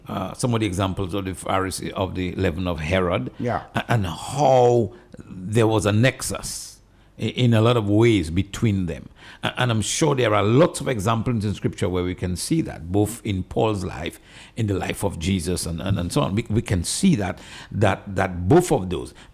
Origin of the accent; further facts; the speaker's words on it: Dominica; I'm from Dominica, a little country in the, in the Caribbean. I'm proud to be from there